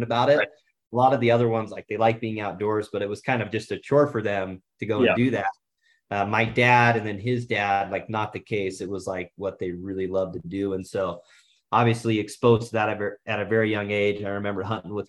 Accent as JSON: {"language": "English", "region": "Southeast Idaho", "country": "United States", "tie": "born or raised there", "said": "growing up in Southeast Idaho"}